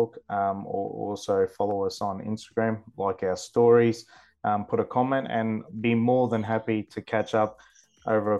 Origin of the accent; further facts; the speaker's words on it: the Burdekin, Queensland, Australia; born and bred in the Burdekin, sugar is my life